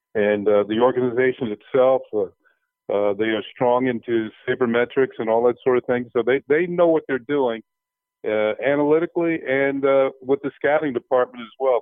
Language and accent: English; New York area, United States; moved away; I grew up in the New York area